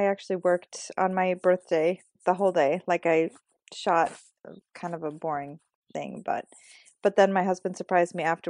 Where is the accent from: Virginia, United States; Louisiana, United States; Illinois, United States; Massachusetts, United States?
Illinois, United States; Chicago; now in Sweden; I'm from Sweden and I'm in Sweden now. So I live here. But I grew up in the States. So I lived 15, 16 years in the Chicago area.